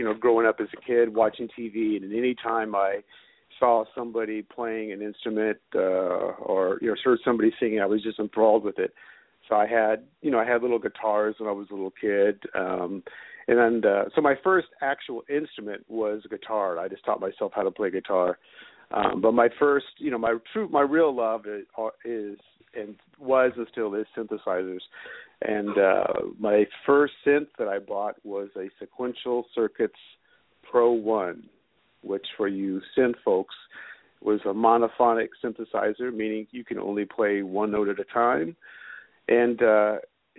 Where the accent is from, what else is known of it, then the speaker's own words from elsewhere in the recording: Oakland, California, United States; I grew up in Oakland. I'm born and raised in Oakland, and I'm still in this area